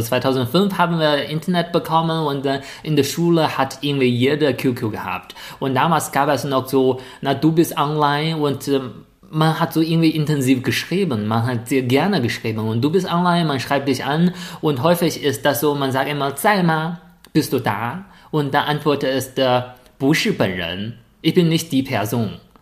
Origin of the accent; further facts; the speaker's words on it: a village near Shijiazhuang, Hebei, China; German is a second language; moved away as an adult; now in Germany; weil ich von einem Dorfkind zu einem Stadtkind geworden bin